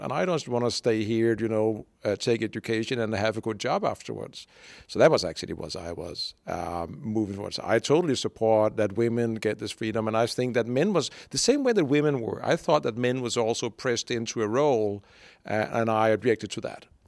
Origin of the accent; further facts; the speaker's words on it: Denmark; moved away as an adult; also born or lived in Brazil / Hungary / United Kingdom; I'm born in Denmark